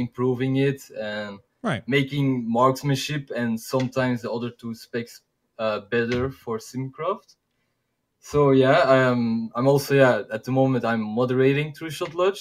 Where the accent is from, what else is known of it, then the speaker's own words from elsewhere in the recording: Belgium; English is a second language; I'm from Belgium, from Europe, and I speak Dutch. And I'm from Belgium.